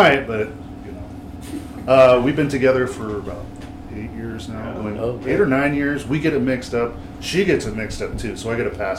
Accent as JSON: {"language": "English", "town": "Vancouver", "region": "Washington", "country": "United States", "tie": "born or raised there", "also_born_or_lived": "Olympia, Washington", "said": "I was born in Olympia, Washington, moved down to Vancouver when I was probably like, I always get this, man, like 8 through 10, somewhere in that range, and then have lived here for the rest, you know, I'm 31 now"}